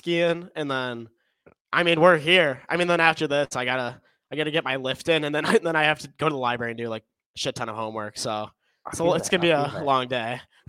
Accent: Chicago, Illinois, United States; I'm currently a student at the University of Kentucky, and we are both from Chicago.

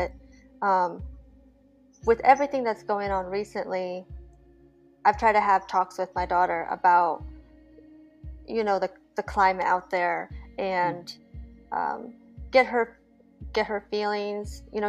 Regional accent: Nebraska, United States; moved away as an adult; now in Las Vegas, United States; I am a Korean adoptee. So I grew up in the Midwest with a completely white family, a German, Swedish, just all European mix. I lived in Nebraska for most of my life until I joined the Navy.

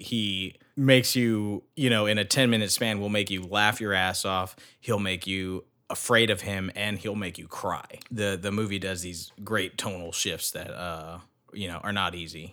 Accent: United States; as an American

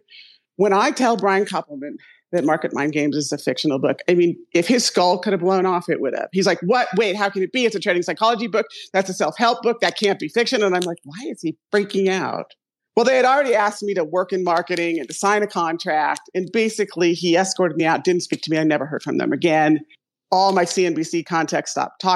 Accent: Ohio, United States; I'm from Ohio

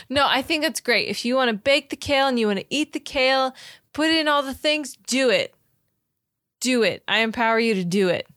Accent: Florida, United States; Growing up in Florida

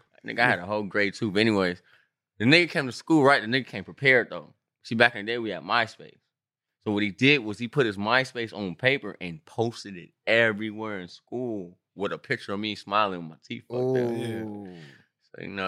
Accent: Long Beach, California, United States; And I'm from Long Beach.

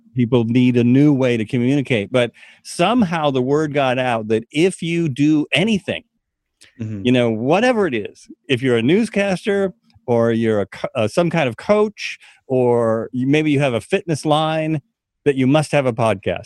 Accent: United States; we come from America

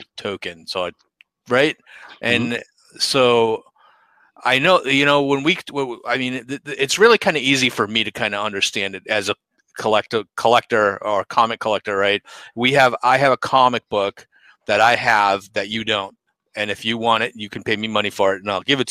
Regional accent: Boston, Massachusetts, United States; accent: Boston; my Boston accent

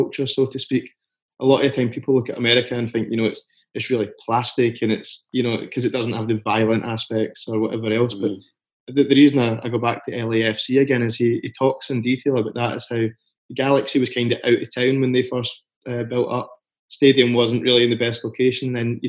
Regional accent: Scotland, United Kingdom; we're in Scotland here

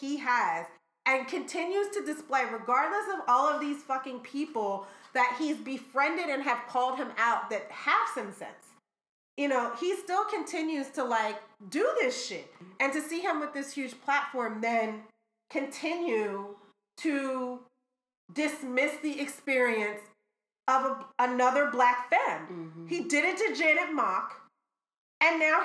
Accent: Philadelphia, Pennsylvania, United States; I'm from Philly

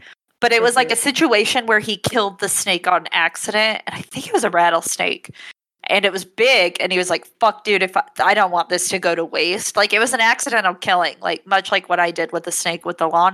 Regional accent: Davis Hospital, Utah, United States; moved away; I was born in Davis Hospital. My parents took me home to my house up the street, maybe a mile away, and there I remained through college until I moved out.

